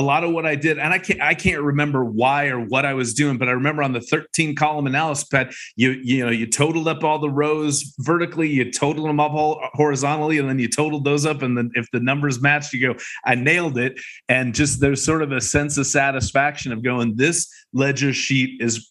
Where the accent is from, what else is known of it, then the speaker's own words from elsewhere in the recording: Seattle, Washington, United States; moved away; also born or lived in Akron, Ohio; I lived just outside of Seattle. That was all my growing up. I don't remember Ohio at all because I was an infant. But did most of my growing up in Seattle